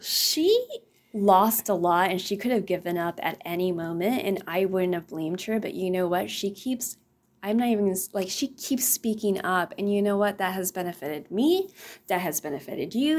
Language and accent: English; the Rio Grande Valley, Texas, United States; moved away; Coming from the valley, our beach is South Padre Island